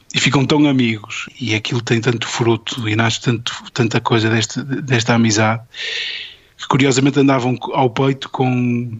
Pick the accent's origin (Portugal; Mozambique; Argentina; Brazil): Portugal; Porto, Norte; estava nas belas artes do, do, do Porto, onde, de onde sou e de onde, onde, onde estudei